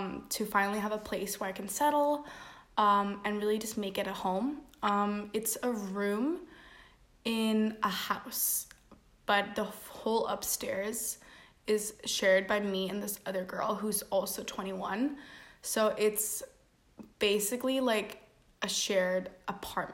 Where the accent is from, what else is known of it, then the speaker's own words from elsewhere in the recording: Denmark; I'm from Denmark